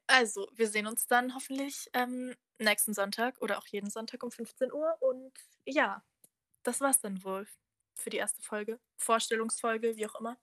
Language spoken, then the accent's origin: German; Bavaria, Germany; ich bin aus Bayern